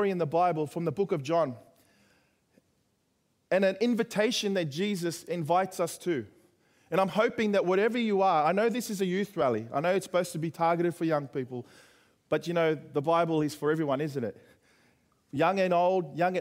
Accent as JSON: {"language": "English", "town": "Sydney", "region": "New South Wales", "country": "Australia", "tie": "born or raised there", "said": "Kingsgrove High down in the southwest in Sydney"}